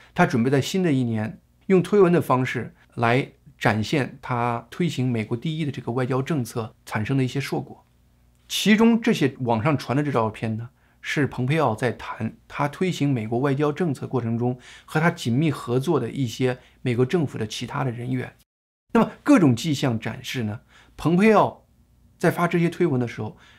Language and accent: Chinese; China; 其实更重要的是，我们中国人讲的是不是跟川普志同道合。